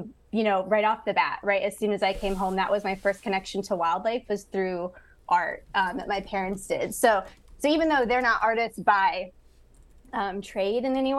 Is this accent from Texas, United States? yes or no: no; Amherst, Ohio, United States; also born or lived in Lorain, Ohio; I was born in Lorain, Ohio. So that's up on Lake Erie. Mm-hmm. And then I grew up and went to school in the town next to it called Amherst